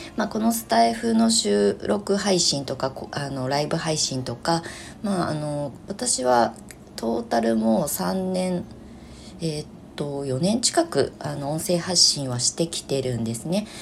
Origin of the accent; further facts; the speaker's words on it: Kasama, Ibaraki, Japan; moved away as an adult; 生まれ故郷の茨城県笠間市に U ターンしてきた